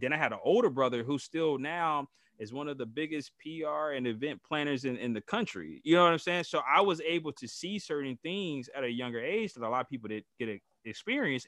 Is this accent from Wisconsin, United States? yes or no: no; Gary, Indiana, United States; I'm from Gary, Indiana. I was raised on the west side in what people call bottom side